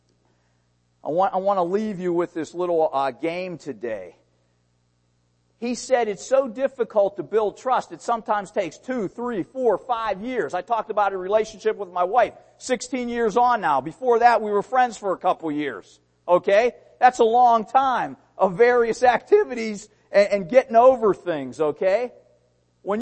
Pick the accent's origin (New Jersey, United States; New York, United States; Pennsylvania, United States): Pennsylvania, United States; Pittsburgh; I was born in Pittsburgh, Pennsylvania.